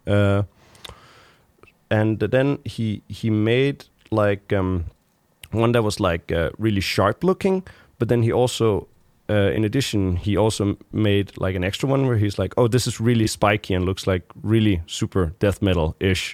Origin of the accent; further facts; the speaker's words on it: Frederikshavn, North Denmark Region, Denmark; moved away; I grew up there for, like, the first, uh, many years of my life